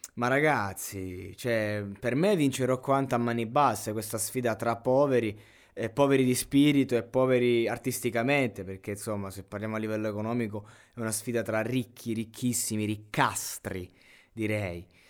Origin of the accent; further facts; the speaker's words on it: Roseto degli Abruzzi, Abruzzo, Italy; vengo da Roseto degli Abruzzi che praticamente è una piccola città